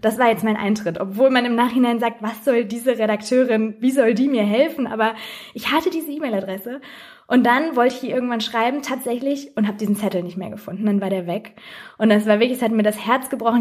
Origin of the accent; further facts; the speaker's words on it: near Recklinghausen, North Rhine-Westphalia, Germany; in Recklinghausen, äh, direkt bei meiner Heimatstadt